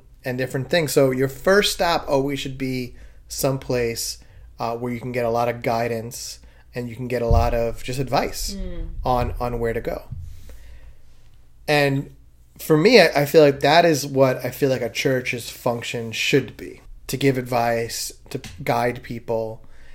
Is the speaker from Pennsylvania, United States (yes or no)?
no; New York City, New York, United States; I'm a Guido from Staten Island